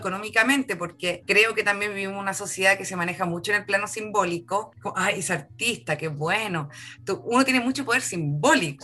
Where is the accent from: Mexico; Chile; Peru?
Chile; tenemos como chilenos